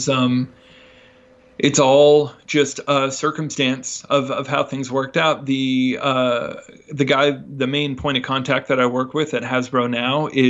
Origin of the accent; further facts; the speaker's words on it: near San Francisco, California, United States; moved away as an adult; also born or lived in New Jersey; I grew up kind of near San Francisco